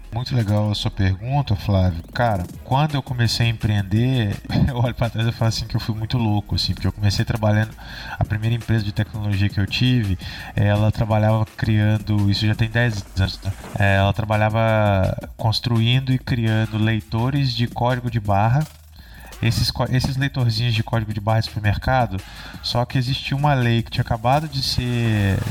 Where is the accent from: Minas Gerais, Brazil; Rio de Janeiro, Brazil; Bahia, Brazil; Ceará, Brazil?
Minas Gerais, Brazil; Barbacena; moved away as an adult; now in Santa Rita do Sapucaí, Brazil; eu sou de Barbacena, né? É uma cidade aqui de Minas Gerais